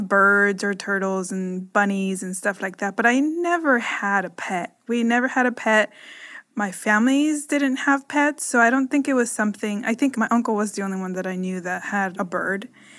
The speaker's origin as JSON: {"language": "English", "country": "Nicaragua", "tie": "born or raised there", "said": "But okay, so I grew up in Nicaragua. And when I was growing up, pets to me were not really a thing."}